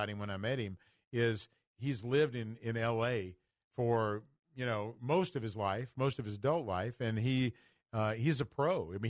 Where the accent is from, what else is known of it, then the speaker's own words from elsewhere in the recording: United States; I was born in America. I love America.